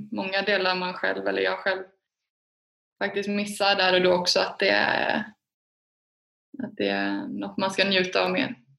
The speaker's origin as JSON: {"language": "Swedish", "town": "Alingsås", "region": "Västra Götaland", "country": "Sweden", "tie": "born or raised there", "said": "jag är från Alingsås. Det är en handbollsstad"}